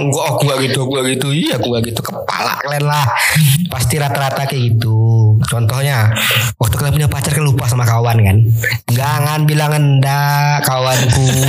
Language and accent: Indonesian; Pekanbaru, Riau, Indonesia; saya asli kota Pekanbaru kalau bilang kampung nggak punya lahir Pekanbaru ada Pekanbaru